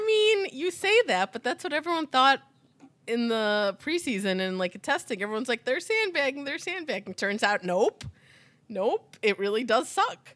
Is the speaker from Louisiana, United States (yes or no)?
no; Chicago, Illinois, United States; we're from Chi-, the Chicago area